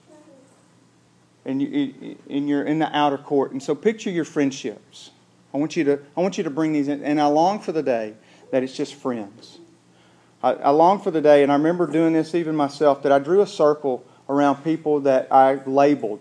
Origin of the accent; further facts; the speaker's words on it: the American South, United States; accent: southern drawl; our little southern draw